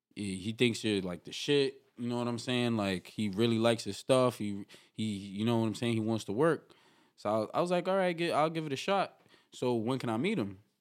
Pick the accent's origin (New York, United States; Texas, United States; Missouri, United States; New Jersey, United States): New York, United States; New York City; I'm from New York City, East Harlem. El Barrio, they call it